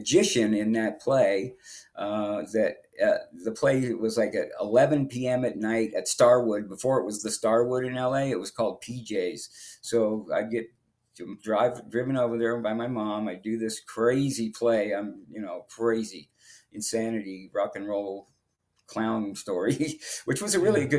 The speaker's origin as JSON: {"language": "English", "town": "Los Angeles", "region": "California", "country": "United States", "tie": "born or raised there", "said": "I got raised in the Hollywood Hills"}